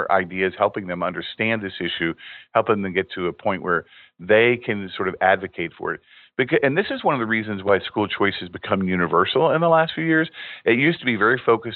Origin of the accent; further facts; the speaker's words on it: Indiana, United States; my home state of Indiana